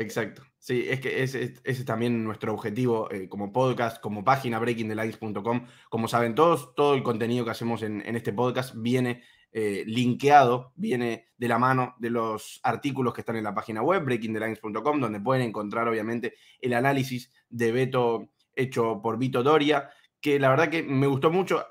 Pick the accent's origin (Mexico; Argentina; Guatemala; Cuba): Argentina; siendo argentino